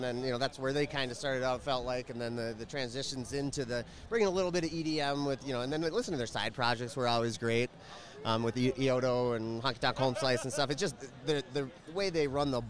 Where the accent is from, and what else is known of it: Minneapolis, Minnesota, United States